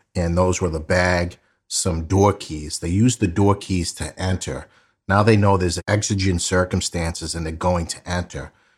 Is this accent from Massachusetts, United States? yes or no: yes; Boston, Massachusetts, United States; I grew up in South Boston